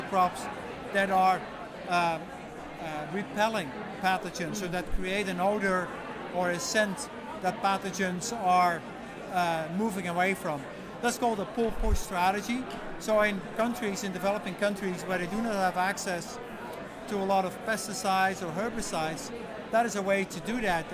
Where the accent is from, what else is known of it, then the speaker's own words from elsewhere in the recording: Netherlands; now in Canada; I'm from the Netherlands